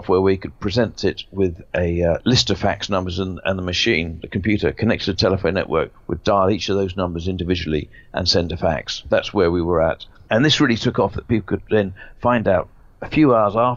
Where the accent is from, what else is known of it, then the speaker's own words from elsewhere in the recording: Jersey; moved away as an adult; also born or lived in London; I was brought up in Jersey, left there or moved to London in the late 70s to read law at Kingston Poly